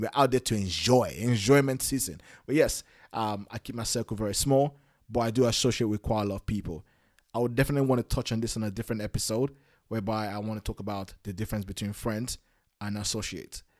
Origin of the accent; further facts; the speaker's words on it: Nigeria; moved away; I was born in Nigeria in the nineties.